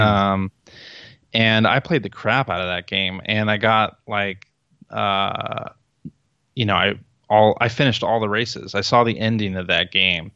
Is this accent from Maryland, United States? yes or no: no; Chicago, Illinois, United States; I'm from Chicago